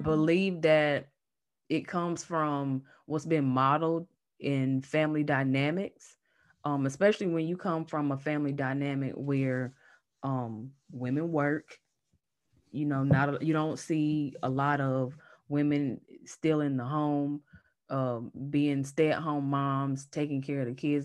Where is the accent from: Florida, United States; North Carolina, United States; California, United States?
North Carolina, United States; accent: Southern; now in Manassas, United States; I am based in Manassas, Virginia, but I'm originally from North Carolina, so if you hear that Southern accent, that's why.